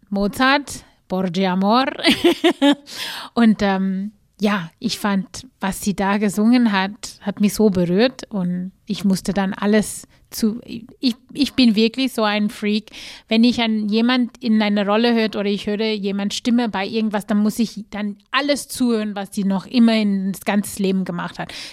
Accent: South Africa; ich komme aus Südafrika, ganz bestimmt kenne ich das Lied.

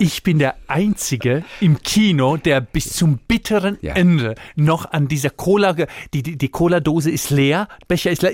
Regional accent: Split, Split-Dalmatia County, Croatia; German is a second language; moved away as an adult; also born or lived in Mannheim, Germany; now in Deidesheim, Germany; Ich komme von einem Vorort von Split in ja. Dalmatien. Mein Papa war in Deutschland, Gastarbeiter. Ich bin in Kroatien äh, groß geworden

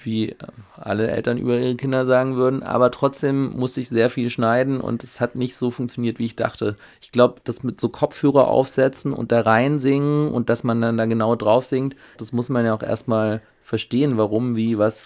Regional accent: Schönenberg, Baden-Württemberg, Germany; moved away as an adult; also born or lived in Switzerland; now in Berlin, Germany; im Schwarzwald bin ich aufgewachsen

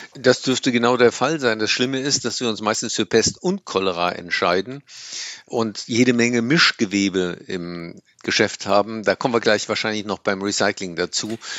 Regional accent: Germany; wir äh, 8, paar zerquetschte Tonnen CO2 emittieren als Deutsche

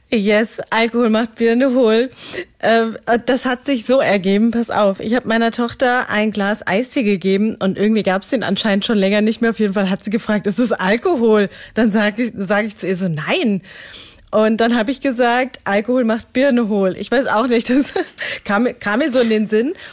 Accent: Greece; Du, du weißt ja, ich als Griechin, wir, also Uso ist

